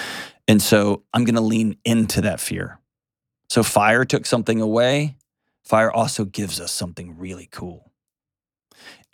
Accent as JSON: {"language": "English", "region": "Texas", "country": "United States", "tie": "born or raised there", "said": "My home state of Texas"}